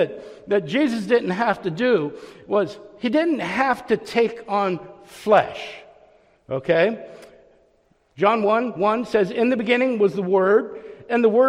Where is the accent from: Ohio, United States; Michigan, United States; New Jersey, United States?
Ohio, United States; Youngstown; moved away as an adult; also born or lived in Orlando; I grew up in Youngstown, Ohio. I left when I was 19 years old